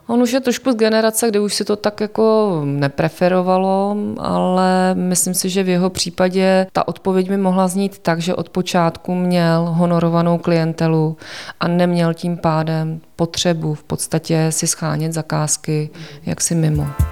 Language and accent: Czech; Prague, Czechia; also born or lived in Olomouc; protože jsem rodačka z Prahy